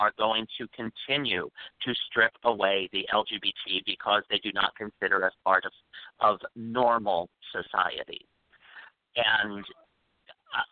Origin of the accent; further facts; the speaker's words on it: Midwest, United States; now in New York, United States; I grew up in the Midwest in the 60s and the 70s.